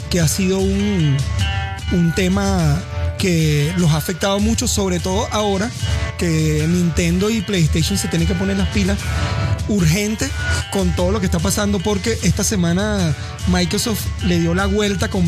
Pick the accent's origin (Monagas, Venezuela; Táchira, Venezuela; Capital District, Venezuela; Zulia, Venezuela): Monagas, Venezuela; Caripito; para el equipo oficial de mi tierra, de la tierra que me vio nacer.